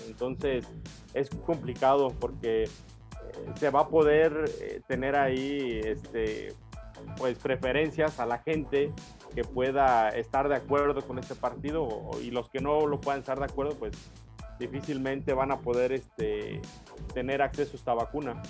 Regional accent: Mexico; nosotros como ciudadanos mexicanos

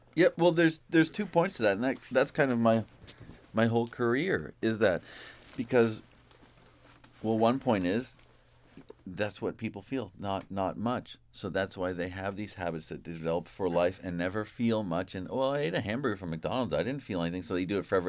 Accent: Ontario, Canada; in my hometown

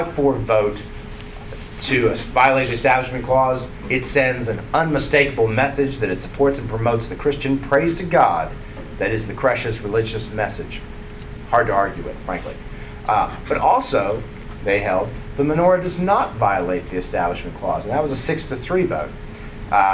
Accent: Dallas, Texas, United States; I grew up in Dallas

